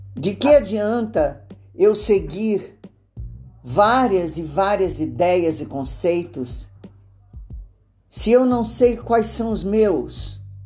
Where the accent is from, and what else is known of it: Brazil